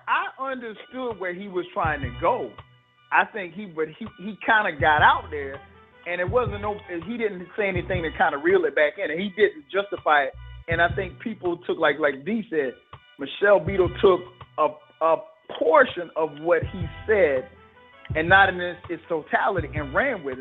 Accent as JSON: {"language": "English", "town": "Florence", "region": "South Carolina", "country": "United States", "tie": "born or raised there", "said": "we grew up in Florence."}